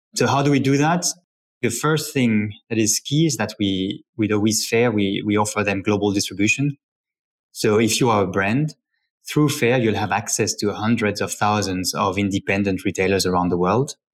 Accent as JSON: {"language": "English", "town": "Paris", "region": "Île-de-France", "country": "France", "tie": "born or raised there", "said": "as a child, I grew up in Paris with my three sisters."}